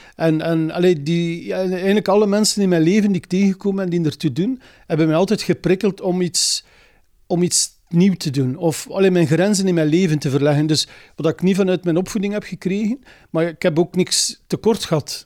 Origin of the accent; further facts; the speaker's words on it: Zaffelare, Flanders, Belgium; also born or lived in Lochristi; Ik ben een boerenzoon, ik kom hier van Zaflaar.